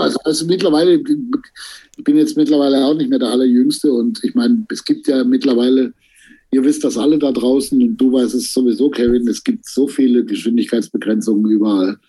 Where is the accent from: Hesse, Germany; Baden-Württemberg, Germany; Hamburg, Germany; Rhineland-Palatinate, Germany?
Baden-Württemberg, Germany; Stuttgart; in Stuttgart, wo ich herkomme